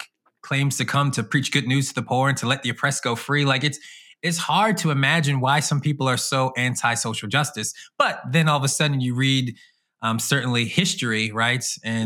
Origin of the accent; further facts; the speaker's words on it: Norristown, Pennsylvania, United States; So born and raised in the Philly area in a community called Norristown, Pennsylvania, and then in the suburbs of Philly for about 3 years